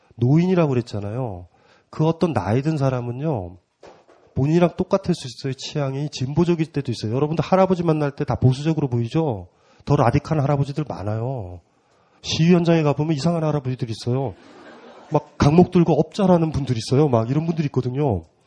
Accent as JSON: {"language": "Korean", "region": "South Gyeongsang", "country": "South Korea", "said": "저도 경남이잖아요."}